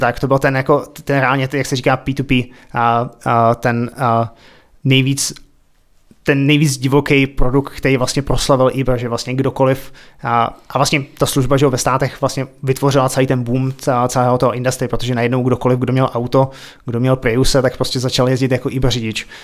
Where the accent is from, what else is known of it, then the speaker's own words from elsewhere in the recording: České Budějovice, South Bohemian Region, Czechia; moved away as an adult; also born or lived in Prague / Ostrava / Australia; now in Berlin, Germany; já jsem se narodil v Českých Budějovicích, vyrůstal jsem na Máji, chodil jsem tam na základku